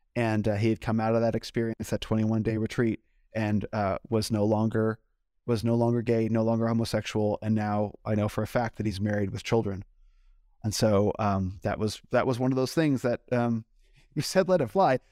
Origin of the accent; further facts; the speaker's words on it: United States; growing up in America